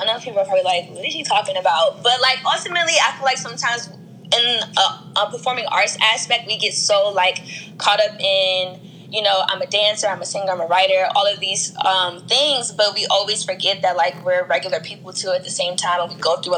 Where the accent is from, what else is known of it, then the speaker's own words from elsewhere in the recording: Prince George's County, Maryland, United States; I'm from PG County, Maryland.